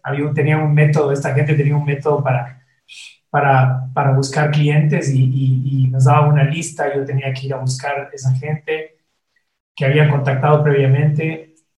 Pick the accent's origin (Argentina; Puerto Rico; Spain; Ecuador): Ecuador; moved away as an adult; also born or lived in Costa Rica; el primer director creativo ecuatoriano de la, agencia.